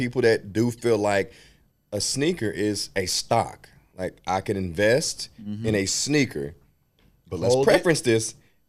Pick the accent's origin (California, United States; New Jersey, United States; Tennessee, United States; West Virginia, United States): West Virginia, United States; I was from West Virginia.